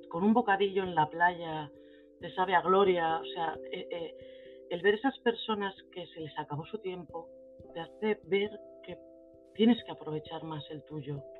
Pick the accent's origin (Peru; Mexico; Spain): Spain; Santander, Cantabria; yo soy natural de Santander, una ciudad costera preciosa al norte de España.